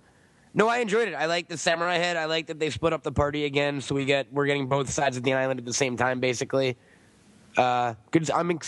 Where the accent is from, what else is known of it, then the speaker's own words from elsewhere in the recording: New York, United States; now in Los Angeles, United States; I'm from New York originally. Now I'm out here.